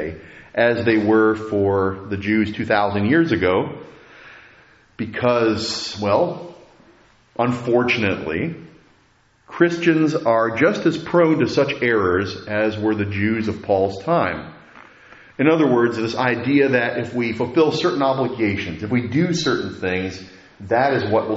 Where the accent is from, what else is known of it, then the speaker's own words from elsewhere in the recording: United States; as Americans